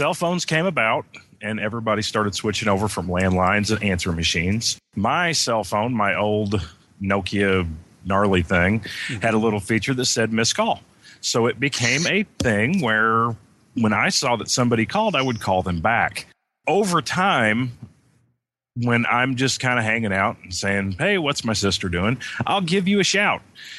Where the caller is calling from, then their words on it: Indiana, United States; I am in the southwest tip of Indiana.